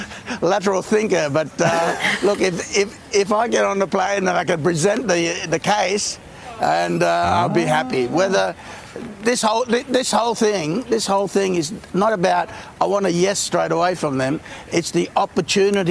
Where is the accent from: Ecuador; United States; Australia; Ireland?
Australia; As Aussie